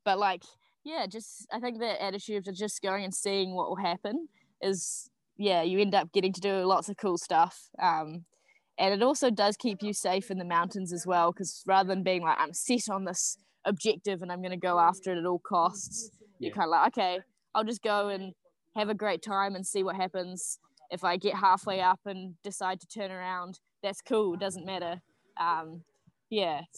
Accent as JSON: {"language": "English", "region": "Auckland", "country": "New Zealand", "tie": "born or raised there", "also_born_or_lived": "South Island", "moved": "as an adult", "said": "I grew up in Auckland"}